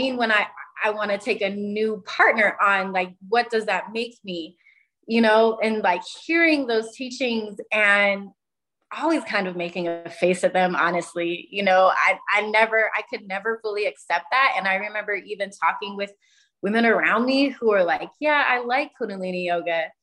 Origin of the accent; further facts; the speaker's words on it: Utah, United States; I'm from Utah. It's mostly Mormon culture